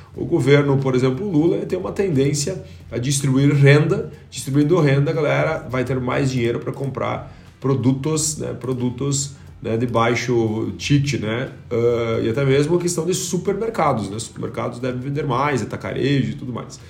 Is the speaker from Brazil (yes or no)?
yes; Brazil; nós como brasileiros